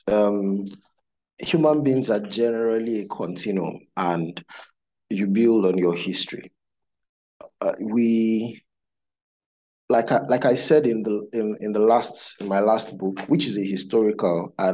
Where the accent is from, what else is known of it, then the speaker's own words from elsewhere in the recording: Ekiti, Nigeria; and I'm from Ekiti State